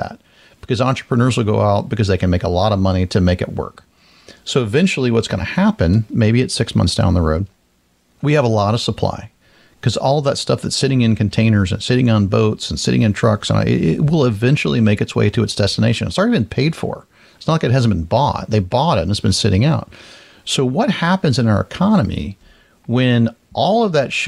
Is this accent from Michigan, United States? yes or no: no; Florida, United States; growing up in Florida and just being in the South.